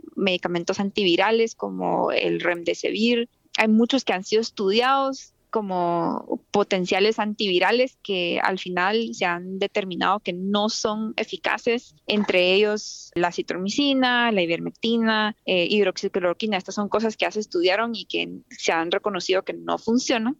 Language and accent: Spanish; Guatemala; now in United States; un país como el mío, en Guatemala